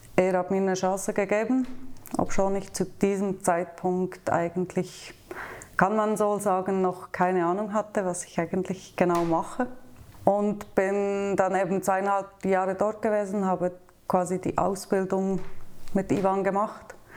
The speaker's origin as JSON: {"language": "German", "area": "near Thun", "region": "Bern", "country": "Switzerland", "tie": "born or raised there", "moved": "as an adult", "lives_now": "Basel, Switzerland", "said": "ich bin in der Nähe von Thun aufgewachsen auf dem Land."}